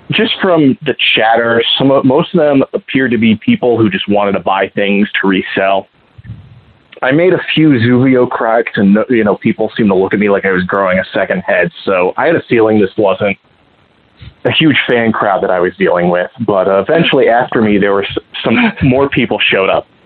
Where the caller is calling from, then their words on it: Columbus, Ohio, United States; from Columbus, Ohio, snuggling with a giant porg.